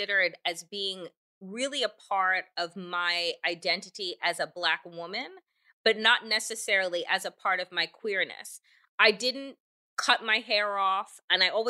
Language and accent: English; United States; I was born in the United States